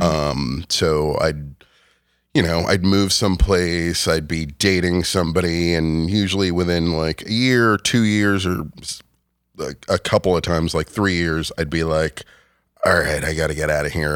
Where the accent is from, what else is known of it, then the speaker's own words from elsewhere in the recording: Rockland County, New York, United States; moved away as an adult; also born or lived in Westchester, New York / Rhinebeck, New York; I grew up in Rockland County